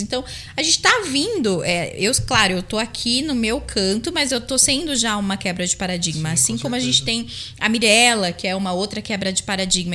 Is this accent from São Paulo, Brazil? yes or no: yes; Campinas, São Paulo, Brazil; moved away as an adult; also born or lived in Bariri; now in Jaú, Brazil; eu fui crescendo lá em Campinas, uma cidade que eu amo de verdade.